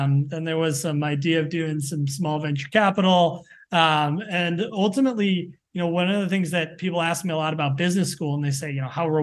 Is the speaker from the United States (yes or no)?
yes; Evanston, Illinois, United States; moved away as an adult; also born or lived in Michigan / Chicago / New York City; now in New York, United States; I grew up right outside of Chicago in Evanston